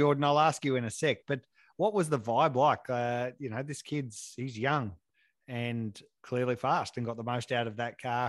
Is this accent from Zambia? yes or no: no; Sydney, New South Wales, Australia; I grew up in Sydney.